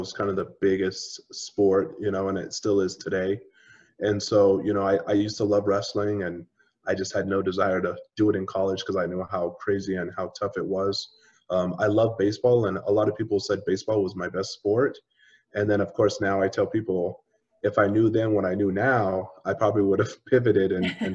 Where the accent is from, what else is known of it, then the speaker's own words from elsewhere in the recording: Grand Junction, Colorado, United States; I grew up in Grand Junction, which is on the Western Slope, about 4 hours, give or take, from Denver